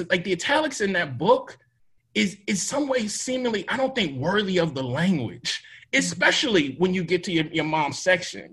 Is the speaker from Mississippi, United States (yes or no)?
yes; Mississippi, United States; I'm from Mississippi